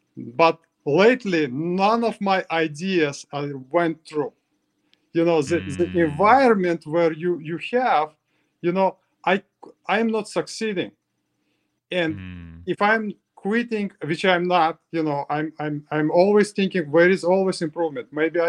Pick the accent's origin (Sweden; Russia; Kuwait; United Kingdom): Russia; English is a second language; you know, I came from Russia, I just give up. You know, when I was in Russia, I just give up